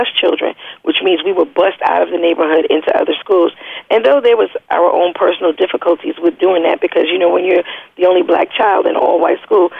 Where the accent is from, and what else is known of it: Queens, New York, United States; born or raised there